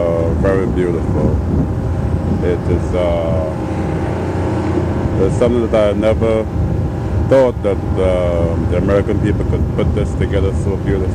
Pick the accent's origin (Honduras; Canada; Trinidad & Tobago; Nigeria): Trinidad & Tobago; now in Neptune, United States; I'm from Trinidad, West Indies.